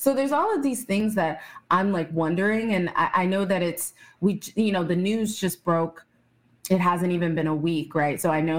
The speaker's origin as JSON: {"language": "English", "region": "Texas", "country": "United States", "tie": "born there", "said": "I was born in Texas, but I could never live there."}